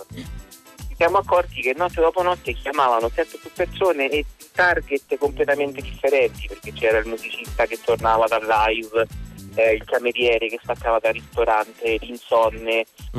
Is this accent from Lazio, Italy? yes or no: yes; Rome, Lazio, Italy; io sono di Roma